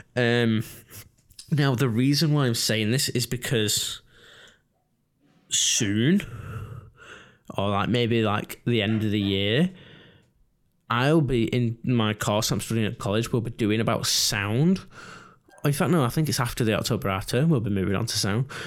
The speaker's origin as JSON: {"language": "English", "region": "England", "country": "United Kingdom", "said": "us English people"}